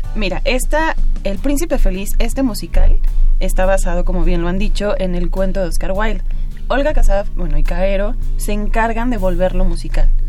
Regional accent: Mexico; nosotros como mexicanos

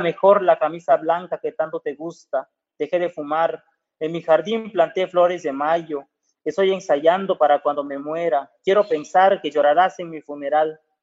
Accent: Juchitán, Oaxaca, Mexico; mi pueblo

